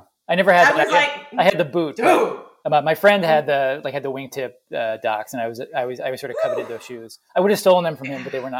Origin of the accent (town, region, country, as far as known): Jamaica